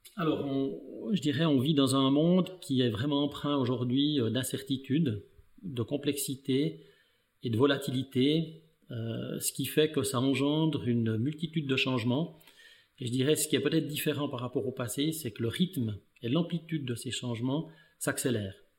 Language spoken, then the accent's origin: French; Val de Ruz, Neuchâtel, Switzerland; je suis né dans le canton de Neuchâtel. je suis en fait né, mais issu d'une famille d'immigrés italiens comme mon physique le montre, le montre très bien. Euh, donc j'ai parcouru ma scolarité dans le canton de Neuchâtel